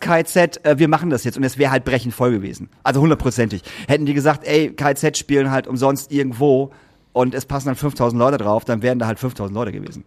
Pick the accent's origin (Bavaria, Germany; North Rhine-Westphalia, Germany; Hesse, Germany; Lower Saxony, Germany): Lower Saxony, Germany; Lingen; meine Heimat, über Lingen